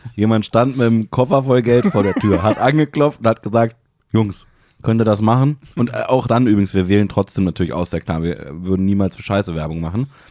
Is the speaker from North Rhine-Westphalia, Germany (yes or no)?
no; Hanover, Lower Saxony, Germany; es gibt bei uns in Hannover, gibt so eine ganz kleine Pizzabude, mein Lieblingspizzaladen